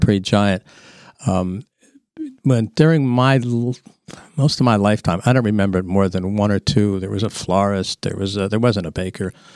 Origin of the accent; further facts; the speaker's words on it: Easton, Pennsylvania, United States; I grew up across the, well, now across the, uh, parking lot on Hamlin Street